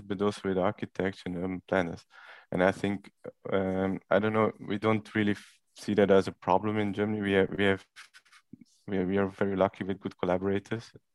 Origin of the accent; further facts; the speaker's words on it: Belgium; now in Rotterdam, Netherlands; I'm from Belgium, so I'm not Dutch